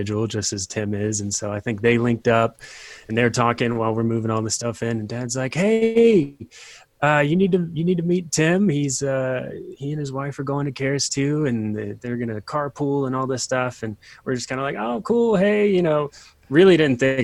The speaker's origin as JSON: {"language": "English", "region": "Virginia", "country": "United States", "tie": "born or raised there", "also_born_or_lived": "Colorado", "moved": "as an adult", "said": "I grew up in Virginia, move out to Colorado for Bible college"}